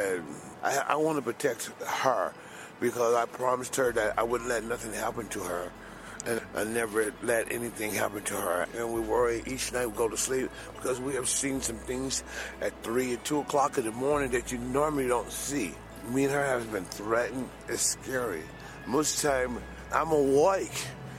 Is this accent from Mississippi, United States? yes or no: no; Oakland, California, United States; I'm from Oakland, California.